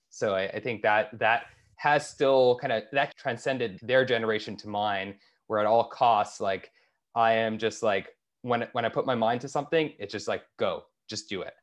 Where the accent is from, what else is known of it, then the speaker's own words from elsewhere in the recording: Toronto, Ontario, Canada; moved away; also born or lived in Bay Area; I grew up in Toronto